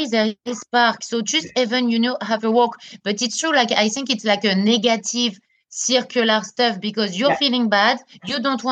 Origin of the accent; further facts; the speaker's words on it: France; accent: French; English is a second language; my French accent